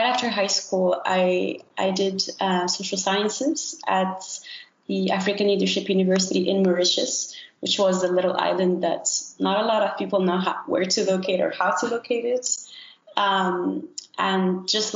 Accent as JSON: {"language": "English", "country": "Morocco", "tie": "born or raised there", "said": "I was born and raised in Morocco, which is where I'm calling from now."}